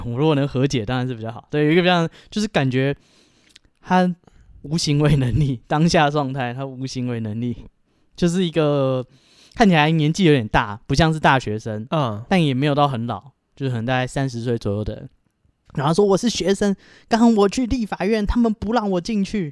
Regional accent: Taipei, Taiwan; 其实我小时候是在万华长大

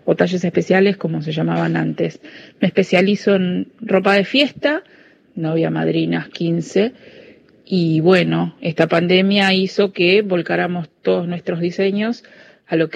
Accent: Avellaneda, Buenos Aires Province, Argentina; soy de Avellaneda.

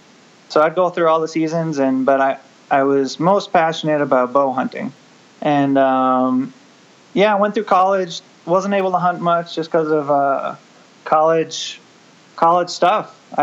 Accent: Midwest, United States; I grew up in the Midwest hunting whitetails.

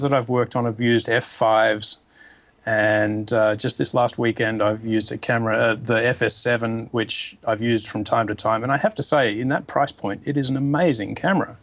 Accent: Australia; now in New York, United States; I'm an Australian living in New York

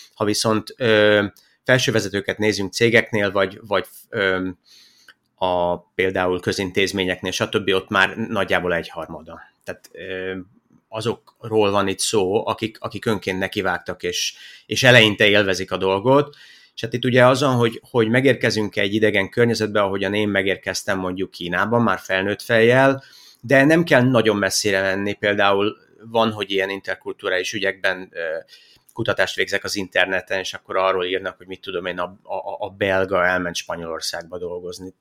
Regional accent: Hungary; moved away as an adult; also born or lived in Iraq; mi visszajöttünk családostól, amikor én eh, már kisiskolás korú voltam

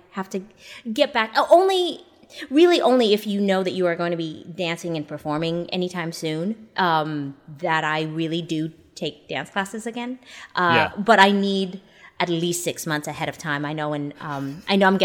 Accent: Canada; moved away; I'm originally from Canada

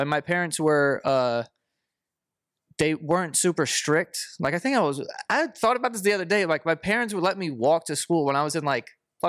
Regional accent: New York City, New York, United States; I was born and raised in Queens.

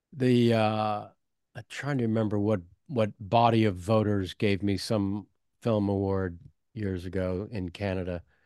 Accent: San Francisco, California, United States; moved away; I'm from San Francisco originally

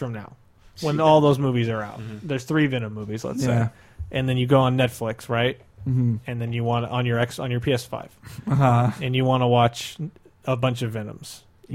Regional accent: Midwest, United States; moved away; growing up in the Midwest, where like everyone has huge, huge, huge yards, and everyone lives miles apart from each other

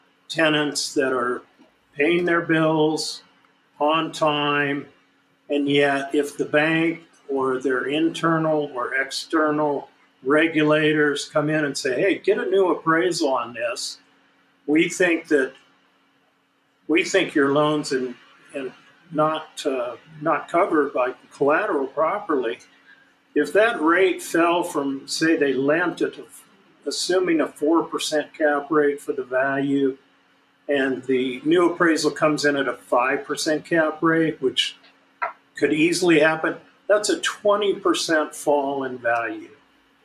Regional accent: Las Vegas, Nevada, United States; my hometown here of Las Vegas

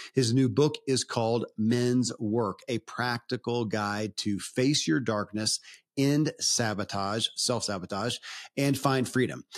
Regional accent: Kentucky, United States; born or raised there

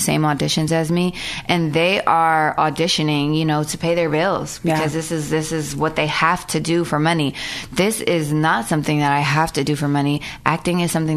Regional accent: Pennsylvania, United States; now in Los Angeles, United States; I'm from Pennsylvania originally. I think that coming to LA from Pennsylvania was a totally big difference and big change.

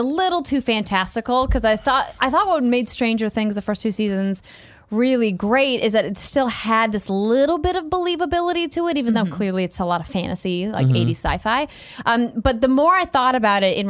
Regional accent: Fargo, North Dakota, United States; the Red River Valley Fair in my hometown in Fargo

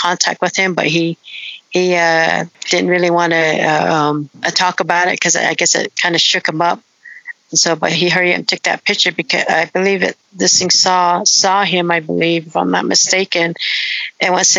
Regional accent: Farmington, New Mexico, United States; also born or lived in Shiprock, New Mexico / Navajo reservation; I was born in Shiprock, New Mexico, but I was raised in Farmington, New Mexico

